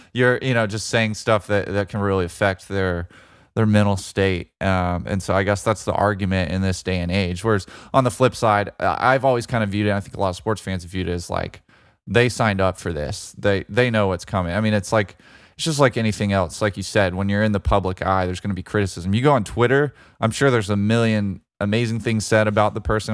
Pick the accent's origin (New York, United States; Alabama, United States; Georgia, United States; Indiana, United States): Alabama, United States; Birmingham; U A B, my hometown team that I grew up pulling for